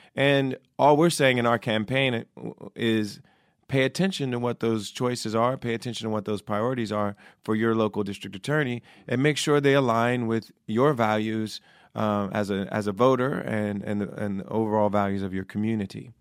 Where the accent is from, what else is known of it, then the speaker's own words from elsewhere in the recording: Ohio, United States; also born or lived in New York; now in Los Angeles, United States; I used to vote in New York, and I'm from Ohio originally